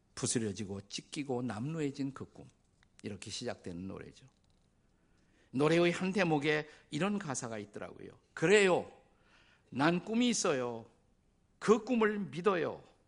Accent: South Korea; 저는 한국인으로서

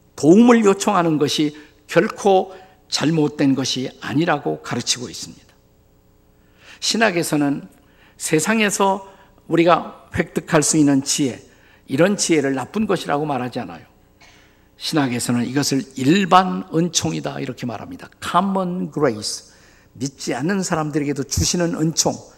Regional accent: South Korea; 우리 한국인들이 사용하는 언어

